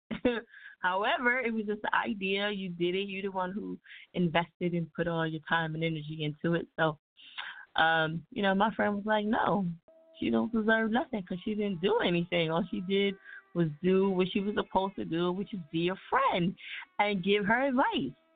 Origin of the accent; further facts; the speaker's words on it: New Jersey, United States; I'm from Jersey. You know what I'm saying? Can't you tell by my accent?